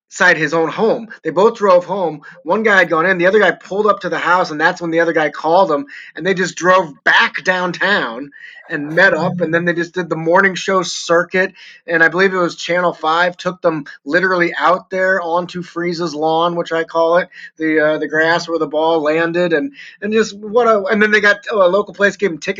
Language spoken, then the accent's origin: English; St. Louis, Missouri, United States; moved away as an adult; now in Denver, United States; when I came back to St. Louis, my hometown